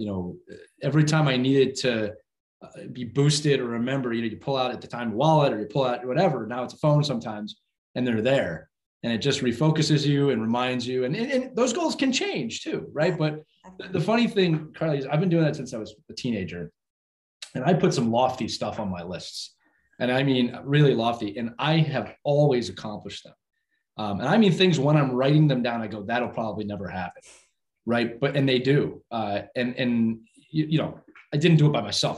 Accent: Philadelphia, Pennsylvania, United States; I was born and raised in Philadelphia

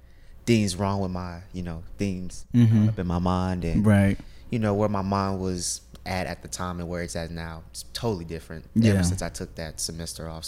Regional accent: Crowley, Texas, United States; I grew up here, in Fort Worth, Crowley, Texas

